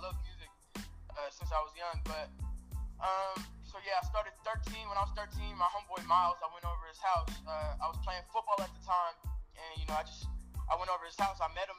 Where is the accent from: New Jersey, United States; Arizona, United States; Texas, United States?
Texas, United States; Arlington; Yeah, I'm a 17-year-old rapper. I'm from Arlington, Texas, and I'm Albanian. You know, my parents are Albanian